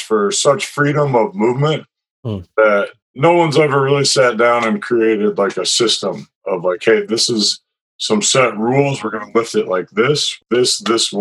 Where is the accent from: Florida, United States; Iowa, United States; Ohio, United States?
Iowa, United States; Iowa City; moved away as an adult; now in San Diego, United States; I'm from Iowa City, Iowa, where I grew up.